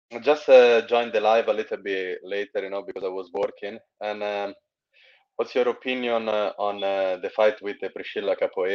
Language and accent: English; Eritrea; now in Manchester, United Kingdom; I'm from I'm an African, in Eritrean, but I'm living in Manchester, in England.